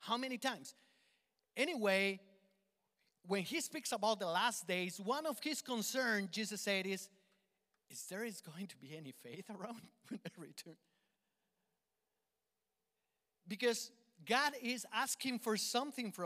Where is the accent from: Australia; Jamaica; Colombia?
Colombia; accent: Colombian; English is a second language; moved away; my Colombian accent